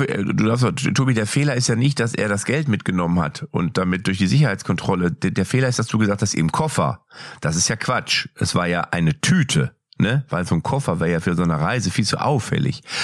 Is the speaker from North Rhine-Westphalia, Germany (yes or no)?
yes; Lippstadt, North Rhine-Westphalia, Germany; ich bin aus Lippstadt